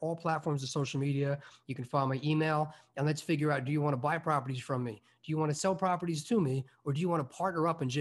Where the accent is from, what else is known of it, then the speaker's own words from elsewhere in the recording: Long Island, New York, United States; also born or lived in Albany, New York / Chicago; I grew up on Long Island